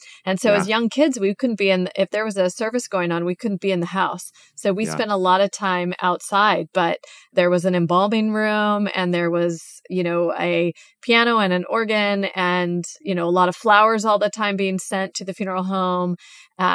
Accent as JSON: {"language": "English", "region": "California", "country": "United States", "tie": "born or raised there", "said": "when we eventually moved to California and growing up in California."}